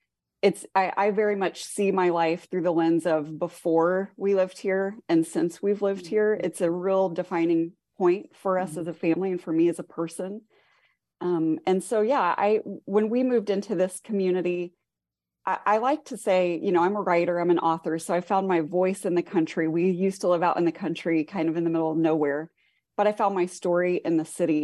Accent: Midwest, United States; now in Goshen, United States; We're both from the Midwest

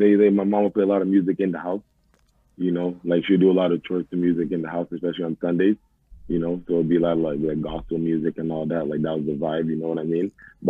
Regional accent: Montreal, Quebec, Canada; born or raised there

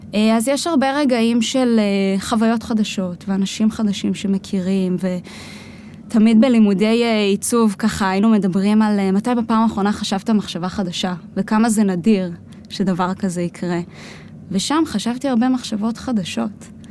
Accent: Israel; also born or lived in United States; נולדתי בכלל בארצות הברית, ההורים שלי גרו שם תקופה של עשר שנים. אה, אני נולדתי שם באמצע, והחזרה לחזור לארץ

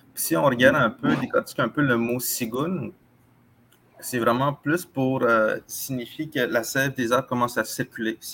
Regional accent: Atikamekw, Quebec, Canada; chez nous, en Atikamek, on a six saisons

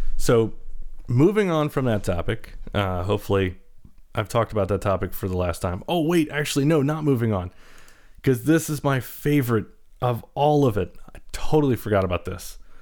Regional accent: North Carolina, United States; also born or lived in Baltimore, Maryland; I was born in Baltimore, uh, raised primarily in the South, in North Carolina

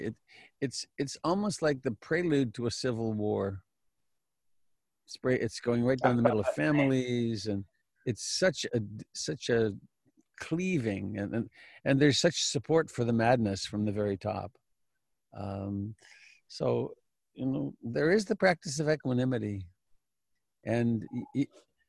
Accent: Canada; now in United States; even though I'm Canadian, my home is here.

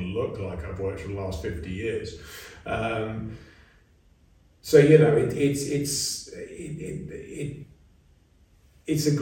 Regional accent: England, United Kingdom; we have as English people

